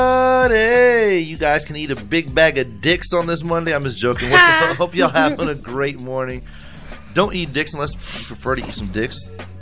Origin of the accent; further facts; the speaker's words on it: United States; I'm American